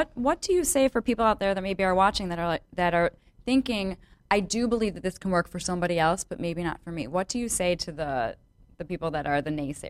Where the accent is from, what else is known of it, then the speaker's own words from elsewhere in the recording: Chicago, Illinois, United States; accent: Chicago; my Chicago accent. It must be because I'm from Chicago.